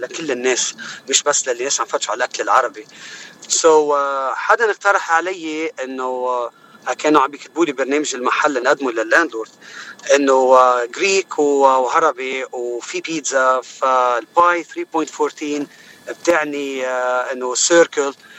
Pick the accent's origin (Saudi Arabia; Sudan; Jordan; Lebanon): Lebanon; Choueifat, Mount Lebanon; moved away as an adult; also born or lived in Gharifeh; now in United States; أنا الأصل من آه، لبناني أكيد الأصل من منطقة بالجبل اسمها غريفة آه كنت مقيم بس آه، بشويفات اللي هي محيط بيروت